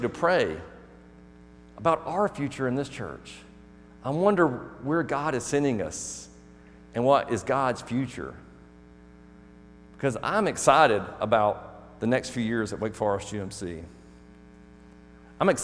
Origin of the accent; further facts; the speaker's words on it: Birmingham, Alabama, United States; I'm from Birmingham, Alabama area